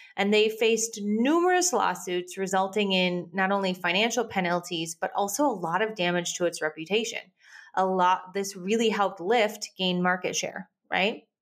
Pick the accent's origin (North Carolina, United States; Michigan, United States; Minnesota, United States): Minnesota, United States; moved away; I grew up in Minnesota.